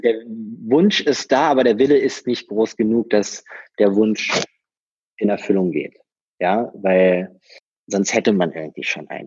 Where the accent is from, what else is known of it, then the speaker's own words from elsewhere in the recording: Berlin, Germany; accent: Berliner Slang; bin geboren und aufgewachsen in Berlin